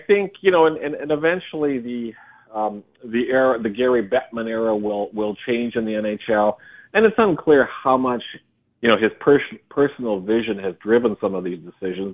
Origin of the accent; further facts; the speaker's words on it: Regina, Saskatchewan, Canada; being drafted by my hometown team, the Regina Pats